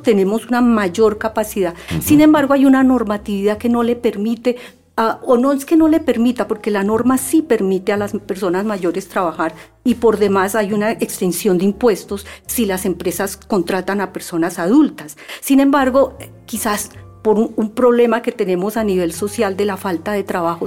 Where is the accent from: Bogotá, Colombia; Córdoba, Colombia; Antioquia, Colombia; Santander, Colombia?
Bogotá, Colombia; la ciudad de Bogotá, que es mi terruño